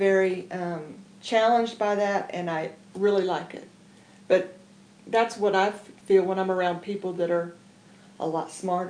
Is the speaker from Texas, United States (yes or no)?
yes; Dallas, Texas, United States; I'm from Dallas, Texas. East Texas, really.